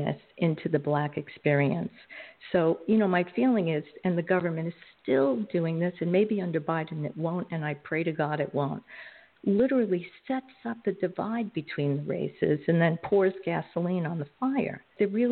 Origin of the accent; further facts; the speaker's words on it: New York City, New York, United States; I grew up in Coney Island, which is in Brooklyn, New York